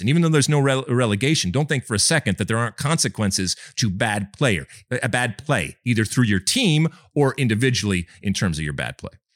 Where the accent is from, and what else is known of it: United States